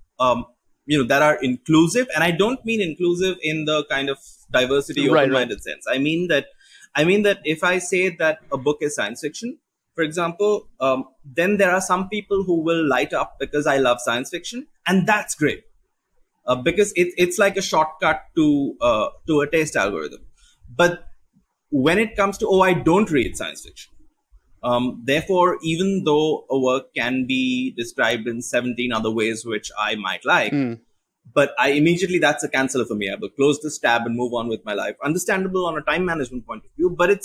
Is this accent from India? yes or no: yes; India; as an Indian writer